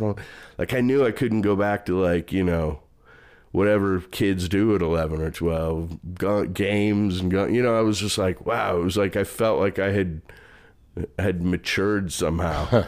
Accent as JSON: {"language": "English", "town": "St. Louis", "region": "Missouri", "country": "United States", "tie": "born or raised there", "also_born_or_lived": "Chicago", "moved": "as an adult", "lives_now": "Dallas, United States", "said": "I grew up mostly in Saint Louis."}